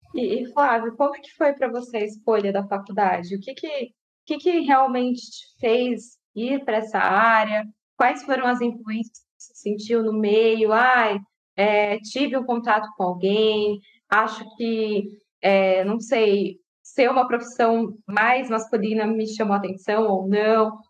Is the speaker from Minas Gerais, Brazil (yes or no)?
no; Francisco Morato, São Paulo, Brazil; now in Jundiaí, Brazil; vim de Francisco Murato, meus pais eram nordestinos